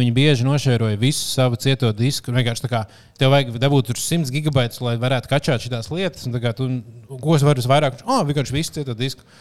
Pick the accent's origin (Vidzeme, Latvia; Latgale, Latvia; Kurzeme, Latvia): Kurzeme, Latvia; Kuldīga; moved away; kad mēs ar liepiņu tur uzaugām